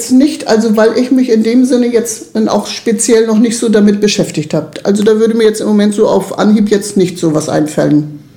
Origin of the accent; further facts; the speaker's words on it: Mals, Trentino-Alto Adige, Italy; ich bin hier in Malles in meinem Haus geboren und ich möchte auch hier bleiben, ich möchte hier gar nicht weg.